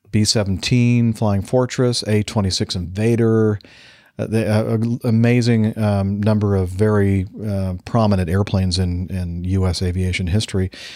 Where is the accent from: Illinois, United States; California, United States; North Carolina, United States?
California, United States; Long Beach; I was born in Long Beach